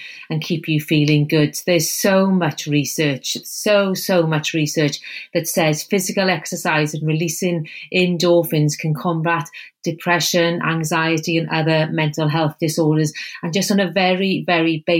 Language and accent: English; Wales, United Kingdom; accent: Welsh; you can probably tell by my accent that I'm Welsh